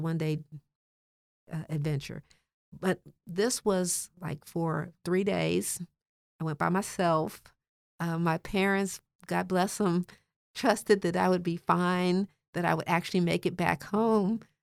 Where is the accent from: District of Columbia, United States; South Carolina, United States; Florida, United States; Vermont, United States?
District of Columbia, United States; Washington; I grew up in Washington, D C